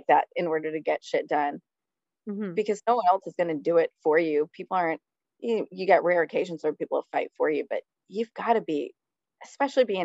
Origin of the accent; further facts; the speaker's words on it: Long Island, New York, United States; We're from Long Island